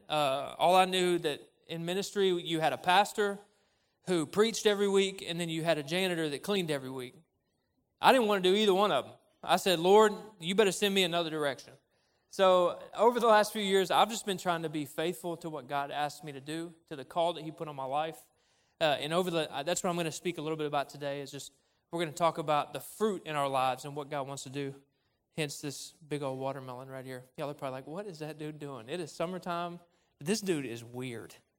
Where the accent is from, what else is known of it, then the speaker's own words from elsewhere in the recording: Cabot, Arkansas, United States; moved away as an adult; now in Conway, United States; I grew up in Cabot